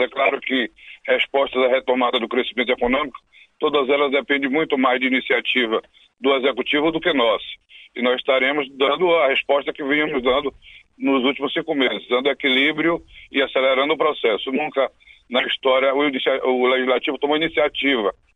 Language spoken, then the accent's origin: Portuguese; Bahia, Brazil; Aqui na Bahia, por exemplo, eu sou da Bahia